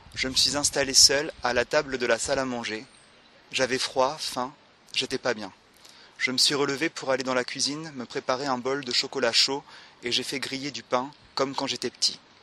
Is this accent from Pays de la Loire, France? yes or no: yes; Le Mans, Pays de la Loire, France; je viens du Mans